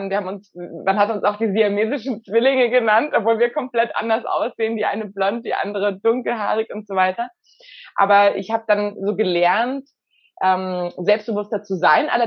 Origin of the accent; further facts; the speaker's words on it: Bavaria, Germany; Also ich bin in der Nähe von München aufgewachsen mit zwei Geschwistern.